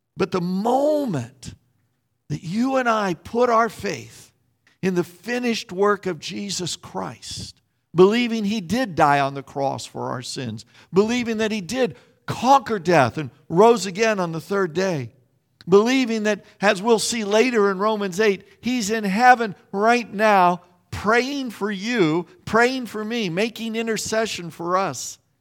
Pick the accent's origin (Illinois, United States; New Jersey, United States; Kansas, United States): Kansas, United States; Salina; I grew up in Salina, Kansas